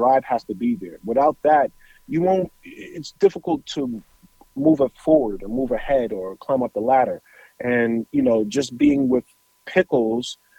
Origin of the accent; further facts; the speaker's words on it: New York City, New York, United States; I grew up in Hollis, Queens